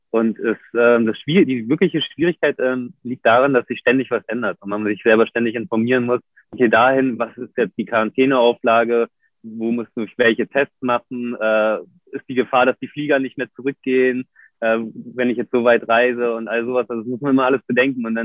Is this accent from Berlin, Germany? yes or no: yes; Berlin, Germany; Dazu kommt, ich bin natürlich in Berlin aufgewachsen, da gab es noch zu der Zeit überhaupt gar keine Surfer.